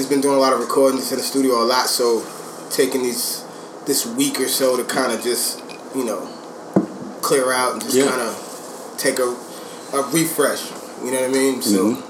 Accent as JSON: {"language": "English", "town": "New York City", "region": "New York", "country": "United States", "tie": "born or raised there", "said": "As a New Yorker"}